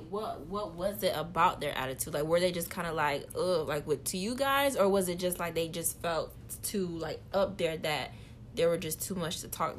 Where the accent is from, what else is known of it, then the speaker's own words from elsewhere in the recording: Port St. Lucie, Florida, United States; moved away as an adult; now in Orlando, United States; I'm from Port St. Lucie